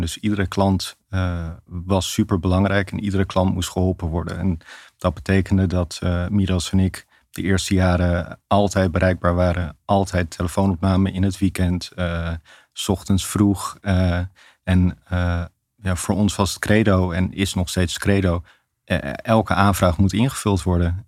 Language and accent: Dutch; Amsterdam, North Holland, Netherlands; In Amsterdam. niet ver van de podcaststudio vandaan hier. Eh, eh, echt in het centrum. Eh, we hadden vroeger niet veel geld, maar we woonden wel in de grachtgordel